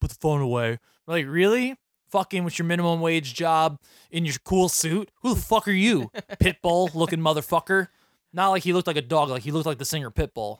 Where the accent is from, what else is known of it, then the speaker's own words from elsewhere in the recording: New York, United States; I'm from New York